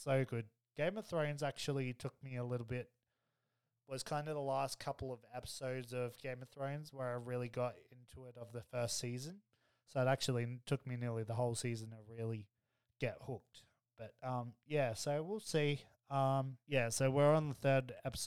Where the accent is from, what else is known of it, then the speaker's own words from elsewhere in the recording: Australia; me being Aussie